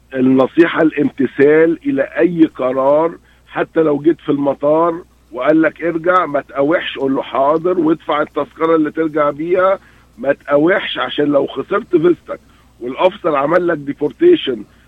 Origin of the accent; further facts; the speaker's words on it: Egypt; احنا عندنا جامعات في, في مصر